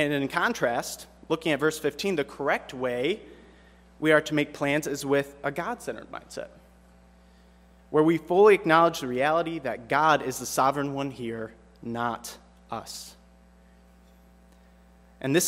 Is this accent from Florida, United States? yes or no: no; Michigan, United States; I grew up in Michigan